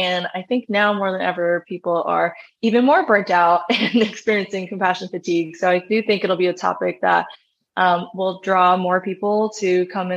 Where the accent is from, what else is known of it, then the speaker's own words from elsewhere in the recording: New York, United States; moved away as an adult; I left my home state in New York